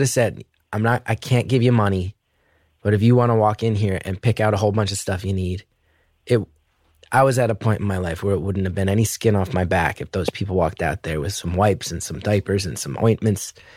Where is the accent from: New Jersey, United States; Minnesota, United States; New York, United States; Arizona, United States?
New York, United States; New York City; as a New Yorker